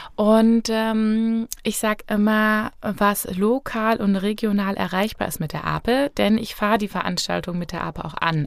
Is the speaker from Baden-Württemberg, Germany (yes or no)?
no; Fulda, Hesse, Germany; also born or lived in Berlin; ich bin auch aus Fulda, äh, 29 Jahre